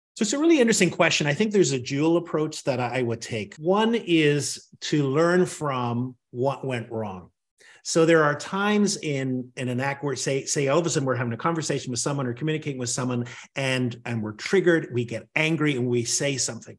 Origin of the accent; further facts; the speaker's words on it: Northern Ireland, United Kingdom; now in Washington, D.C., United States; I grew up in Northern Ireland